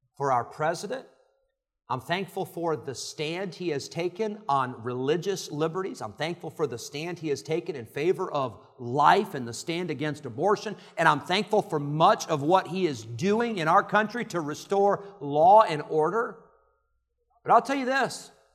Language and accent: English; Illinois, United States; moved away as an adult; also born or lived in California; now in Roanoke Rapids, United States; I grew up in Illinois